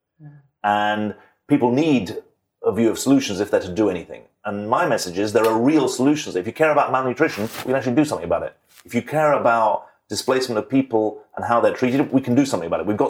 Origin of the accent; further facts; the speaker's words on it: United Kingdom; moved away; I'm a British citizen, so I'm very proud of being British